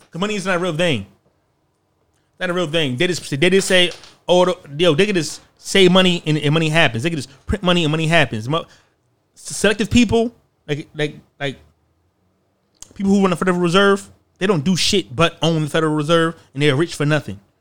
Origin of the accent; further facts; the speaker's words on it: United States; I'm American